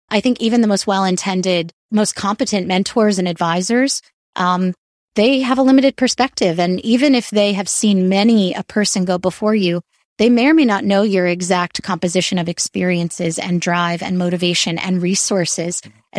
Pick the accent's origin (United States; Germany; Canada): United States; New York; And I find also nature always, especially as a New Yorker, I try to escape to nature whenever I can.